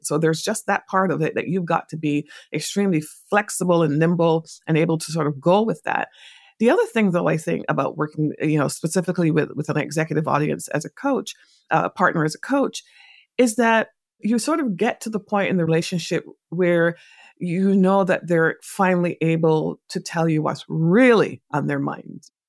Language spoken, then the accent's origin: English; Barbados; moved away; also born or lived in England; I was born in England, but I grew up in a Caribbean island called Barbados